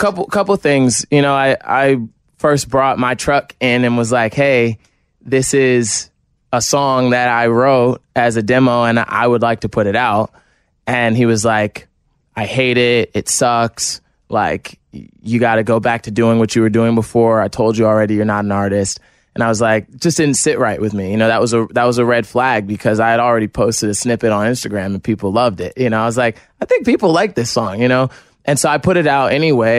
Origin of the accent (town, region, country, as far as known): New Jersey, United States